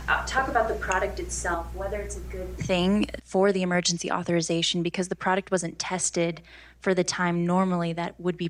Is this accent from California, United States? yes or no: yes; Los Angeles, California, United States; I'm actually from Los Angeles